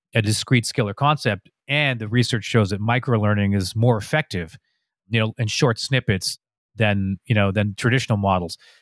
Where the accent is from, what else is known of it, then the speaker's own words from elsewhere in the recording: Canada; I'm a Canadian